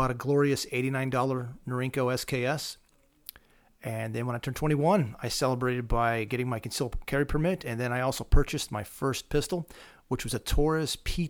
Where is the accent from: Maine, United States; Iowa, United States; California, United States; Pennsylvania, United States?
Pennsylvania, United States; Well, I grew up here in Pennsylvania. I grew up in southern Lancaster County.